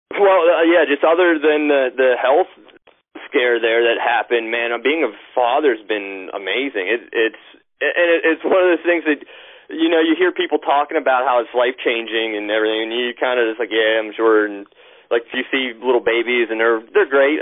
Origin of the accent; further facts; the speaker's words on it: Altoona, Pennsylvania, United States; moved away as an adult; I was born in Altoona, Pennsylvania. Um, I played sports in high school. I went to the same high school that both my parents went to.